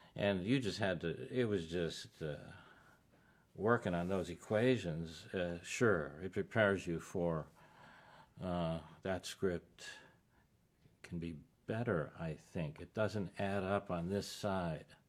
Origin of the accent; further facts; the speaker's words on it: Tucson, Arizona, United States; also born or lived in Chicago; growing up in Tucson, Arizona.